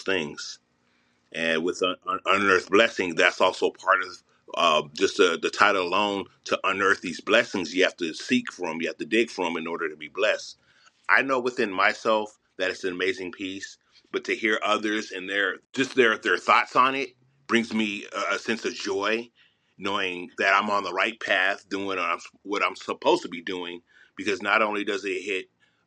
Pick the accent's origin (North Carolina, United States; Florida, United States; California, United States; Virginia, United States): California, United States; Los Angeles; I'm from Mid-City, Los Angeles